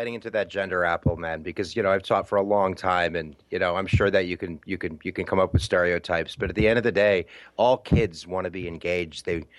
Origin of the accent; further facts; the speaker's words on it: New York, United States; I'm from New York State. I moved to Buffalo about 20 years ago, but I definitely have an out when I talk. So I think that might be the Canadian thing coming in.